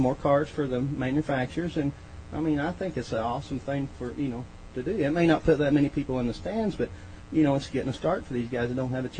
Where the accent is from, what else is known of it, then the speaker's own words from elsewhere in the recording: Martinsville, Indiana, United States; Martinsville, Indiana.